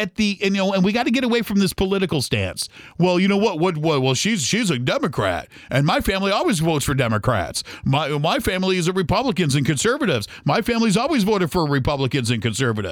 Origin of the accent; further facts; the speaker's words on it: United States; as American people